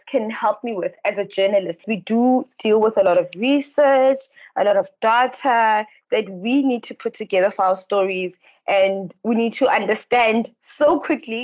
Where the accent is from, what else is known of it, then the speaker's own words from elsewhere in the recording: Kimberley, Northern Cape, South Africa; I am from the Northern Cape